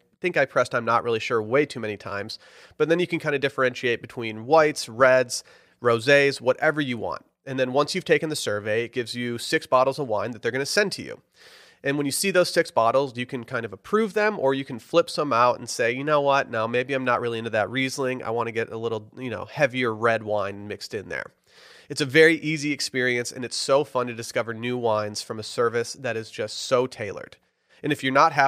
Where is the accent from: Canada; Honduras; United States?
United States; Harbor Springs, Michigan; moved away as an adult; now in Austin, United States; My hometown, Harbor Springs, has a farmer's market